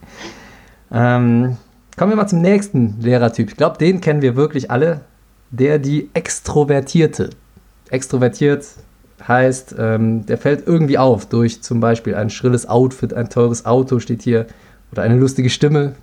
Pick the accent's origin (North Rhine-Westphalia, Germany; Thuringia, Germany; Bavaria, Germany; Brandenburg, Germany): North Rhine-Westphalia, Germany; Cologne; ich bin in Ports zur Schule gegangen, Köln-Ports